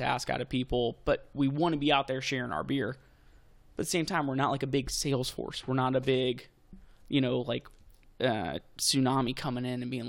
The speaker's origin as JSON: {"language": "English", "region": "Texas", "country": "United States", "tie": "born or raised there", "said": "I grew up in Texas."}